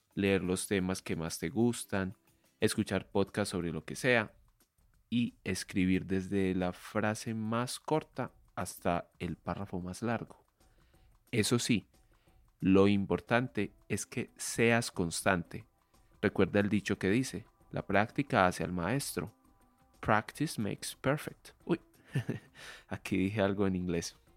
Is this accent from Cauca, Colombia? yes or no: no; Medellín, Antioquia, Colombia; soy colombiano, soy de Medellín y vivo actualmente aquí en esta ciudad